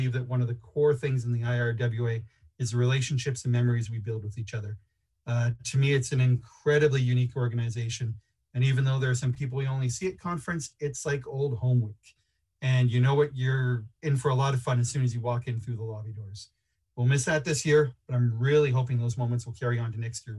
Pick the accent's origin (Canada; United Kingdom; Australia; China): Canada; accent: Canadian; Hello from the Great White North. Just in case you don't recognize my Canadian accent